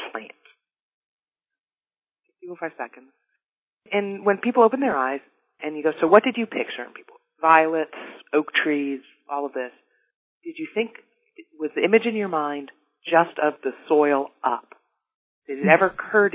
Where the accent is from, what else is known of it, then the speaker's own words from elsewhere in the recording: Dallas, Texas, United States; I grew up in North Dallas, the daughter of two university professors